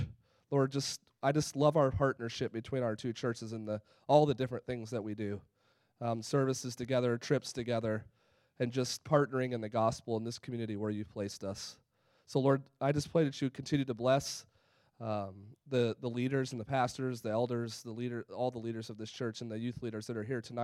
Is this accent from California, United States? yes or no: yes; California, United States; moved away; also born or lived in North Carolina / Arizona; I came from North Carolina, Arizona before that, grew up in California